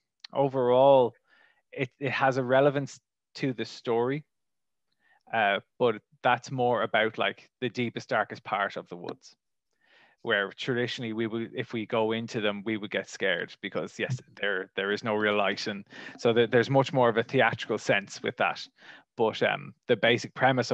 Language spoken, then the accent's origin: English; Wicklow, Leinster, Ireland; I am from Ireland, and I grew up in a place called Wicklow